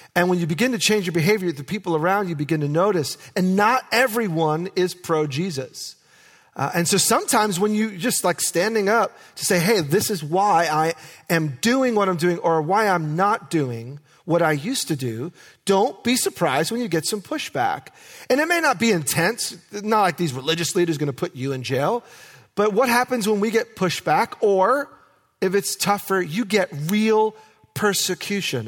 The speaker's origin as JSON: {"language": "English", "region": "New York", "country": "United States", "tie": "born or raised there", "moved": "yes", "lives_now": "Oregon, United States", "said": "I am a city boy. I was born and raised in New York, and I grew up with asphalt, concrete"}